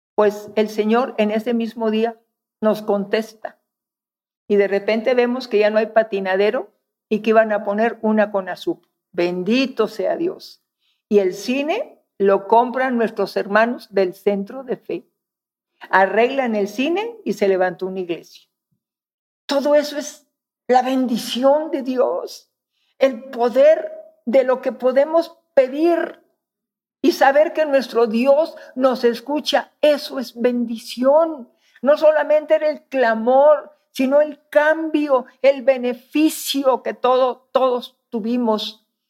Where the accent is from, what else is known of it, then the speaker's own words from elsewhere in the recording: northern Mexico, Mexico; moved away; Soy norteña